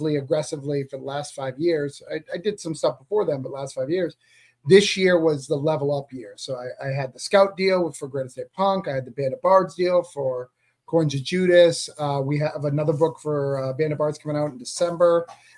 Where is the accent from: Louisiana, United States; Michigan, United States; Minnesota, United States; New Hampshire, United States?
New Hampshire, United States; Rochester; now in Florida, United States; I'm from Rochester, New Hampshire